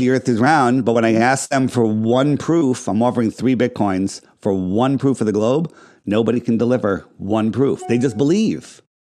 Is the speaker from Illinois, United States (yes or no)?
no; Fairfield County, Connecticut, United States; I grew up in Fairfield County, right? Right? Right in the, you know, right outside of New York City